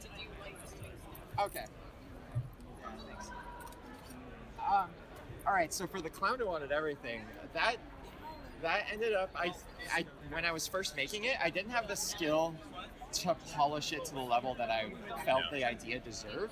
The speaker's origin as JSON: {"language": "English", "country": "Canada", "said": "I'm from Canada"}